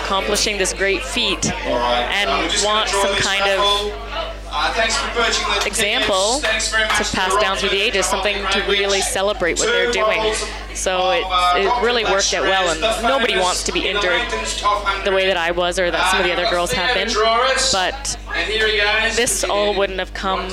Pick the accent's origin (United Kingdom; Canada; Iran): Canada; now in Australia; being Canadian